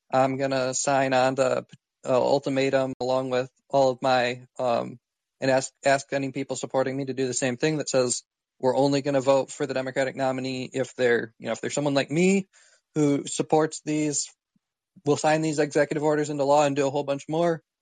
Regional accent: Michigan, United States; I'm from Michigan

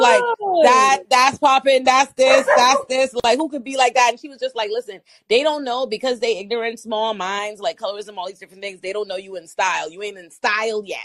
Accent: Bahamas; also born or lived in Florida / West Virginia / Ohio; now in New York, United States; born and raised in the Bahamas

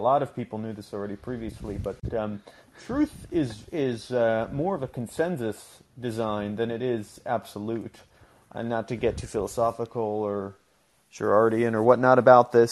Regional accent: Israel; moved away; I spent my years growing up in Orthodox Israel

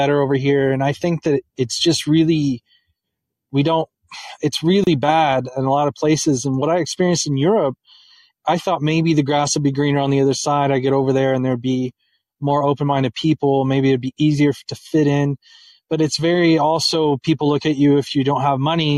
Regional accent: Indianapolis, Indiana, United States; And I'm from Indianapolis, and I've lived in really bad parts of Indianapolis.

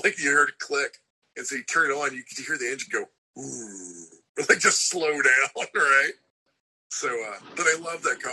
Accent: Dallas, Texas, United States; I grew up some in Dallas

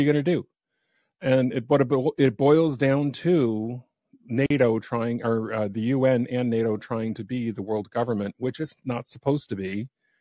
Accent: United States; as an American

